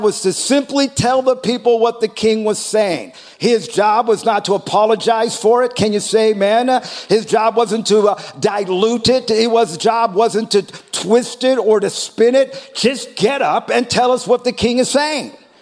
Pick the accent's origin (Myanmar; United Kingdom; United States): United States; I am a citizen. I am an American.